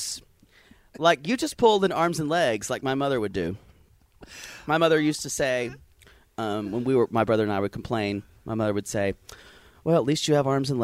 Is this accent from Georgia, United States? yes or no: no; South Carolina, United States; now in Los Angeles, United States; I grew up in South Carolina where my birthday was in October